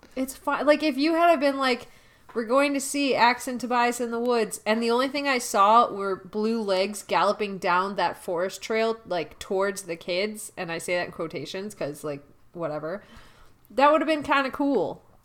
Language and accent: English; Milwaukee, Wisconsin, United States; our hometown, Milwaukee